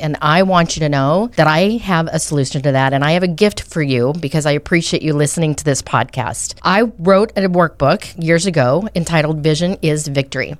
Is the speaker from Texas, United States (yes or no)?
no; Colorado, United States; also born or lived in Arizona; now in Oklahoma, United States; I grew up in Colorado.